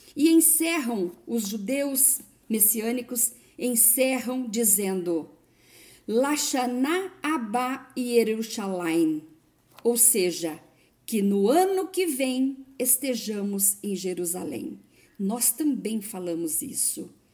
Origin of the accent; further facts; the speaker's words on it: Brazil; Eu, por exemplo, sou brasileira